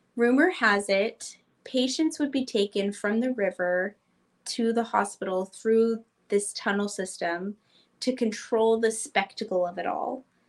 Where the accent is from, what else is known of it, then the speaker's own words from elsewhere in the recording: St. Joseph, Missouri, United States; when we were growing up in St. Joseph